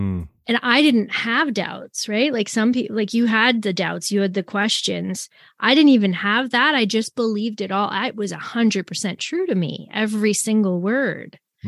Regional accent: Canada; also born or lived in Tacoma, United States / Anchorage, United States; because I grew up in the Brethren Assembly in Canada. And then whenever we lived in the States, so I lived in Tacoma, Washington, and I lived in Anchorage, Alaska.

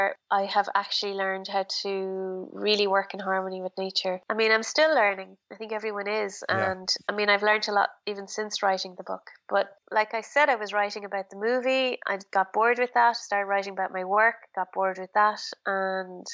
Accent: Ireland; Being very Irish

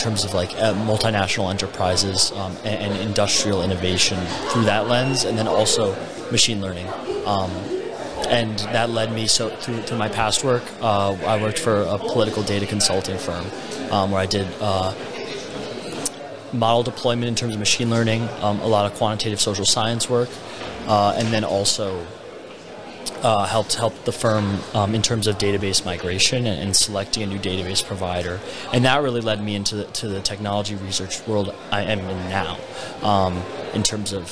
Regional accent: New Jersey, United States; moved away as an adult; also born or lived in Montreal, Canada; now in Miami, United States; I'm originally from New Jersey. Then spent a few years in Montreal.

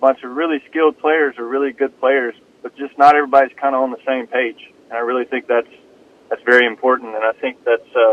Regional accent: Starkville, Mississippi, United States; I'm from Starkville, Mississippi. I was born and raised there

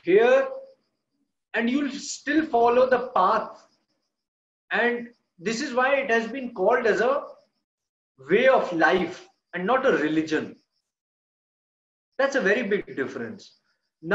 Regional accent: India; I am from an Indian culture

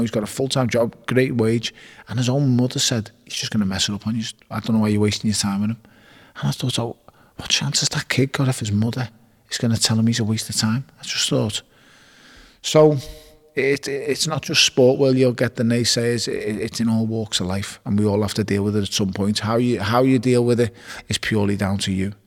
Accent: Liverpool, North West England, United Kingdom; I was born on Kingsley Road in Toxteth and I was raised in Wavertree off Smithdown Road.

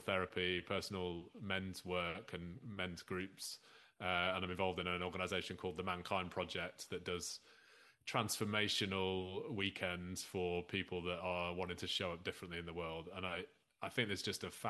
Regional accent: Lancashire, North West England, United Kingdom; moved away; I'm a lapsed Lancastrian, although it's a good few years since I lived in Lancashire

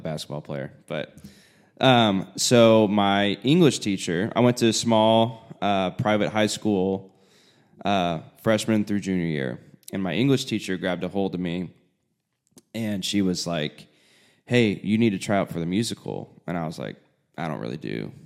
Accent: Indianapolis, Indiana, United States; moved away as an adult; now in Nashville, United States; I am from Indiana, mm-hmm. Indianapolis area.

